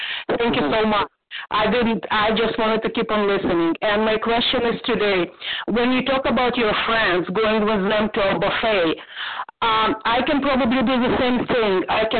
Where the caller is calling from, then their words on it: Toronto, Ontario, Canada; Okay. And I am from Toronto.